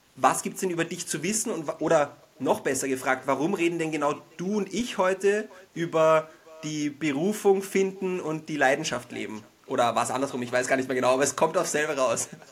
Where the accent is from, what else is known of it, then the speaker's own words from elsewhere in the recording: Vienna, Austria; accent: Wiener Einschlag; Wir sind beide gebürtige Wiener